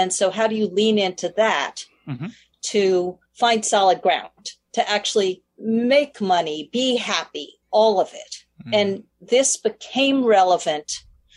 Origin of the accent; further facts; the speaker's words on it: New York City, New York, United States; I grew up in Manhattan